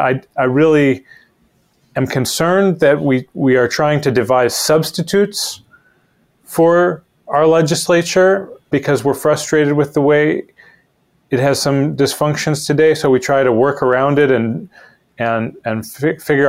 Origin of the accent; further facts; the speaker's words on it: Shaker Heights, Ohio, United States; moved away as an adult; also born or lived in Middletown, Connecticut; I'm from Shaker Heights, Ohio, a suburb on the east side of Cleveland. I went to public schools there